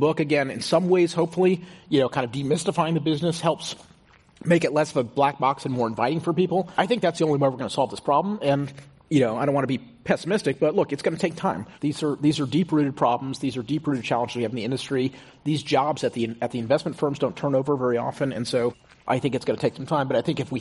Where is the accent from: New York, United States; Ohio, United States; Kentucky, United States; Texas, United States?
Texas, United States; Houston; moved away as an adult; also born or lived in Stanford, California; I grew up in Houston, in a very, kind of comfortable middle-class family